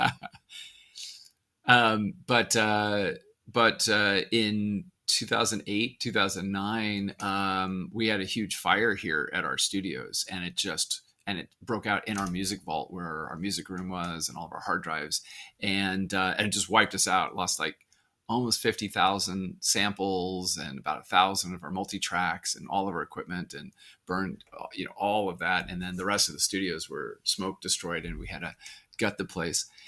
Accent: Arizona, United States; I grew up in Arizona

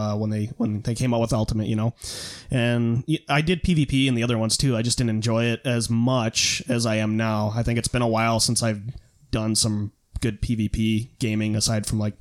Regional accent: Minnesota, United States; I'm Minnesotan.

